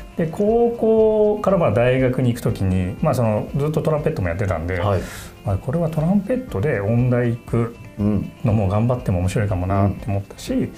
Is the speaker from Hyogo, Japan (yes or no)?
no; Tachikawa, Tokyo, Japan; also born or lived in Kunitachi, Tokyo; 番長く子どもの時期を過ごしたのは立川市なんですけど